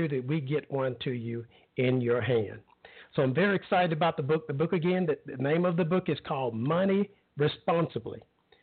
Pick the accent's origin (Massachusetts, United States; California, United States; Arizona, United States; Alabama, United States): Alabama, United States; I grew up in Alabama